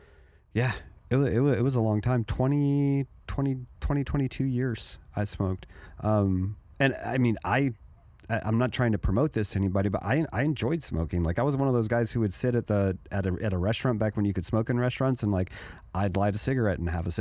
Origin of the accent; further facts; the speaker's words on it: Germany; Well, in Germany, so let me explain. So growing up in Germany.